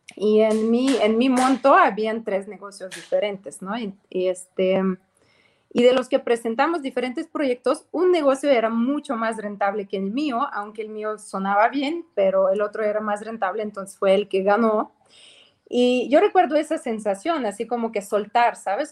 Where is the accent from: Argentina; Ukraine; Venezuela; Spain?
Ukraine; Spanish is a second language; moved away as an adult; also born or lived in Mexico; now in Cancún, Mexico; realmente sí soy de Ucrania